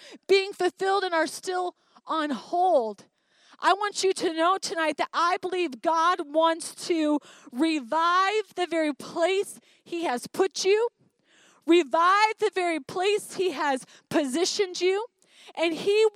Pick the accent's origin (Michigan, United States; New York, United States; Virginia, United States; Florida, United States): Michigan, United States; Highland; moved away as an adult; growing up in a small town in Highland, Michigan.